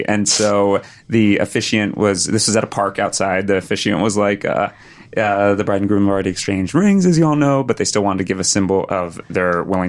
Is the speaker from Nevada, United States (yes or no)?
no; Texas, United States; now in Los Angeles, United States; I grew up in Texas.